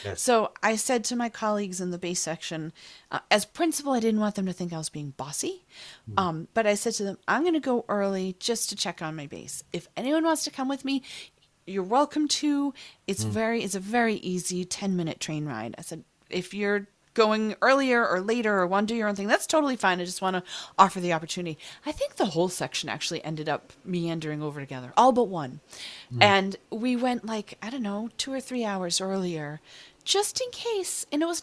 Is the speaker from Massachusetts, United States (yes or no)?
yes; Boston, Massachusetts, United States; say it because I am a Bostonian.